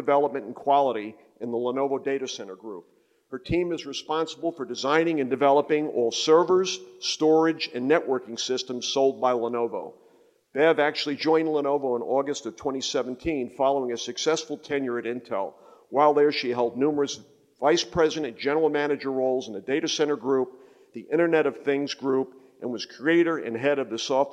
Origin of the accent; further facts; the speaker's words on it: North Carolina, United States; I'm from North Carolina. I chair the board of Wake Tech Community College